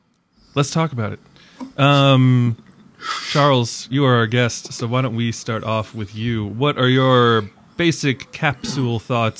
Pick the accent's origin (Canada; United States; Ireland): Ireland; And I was, as an Irishman, I was like, oh, come on. That's so stereotypical.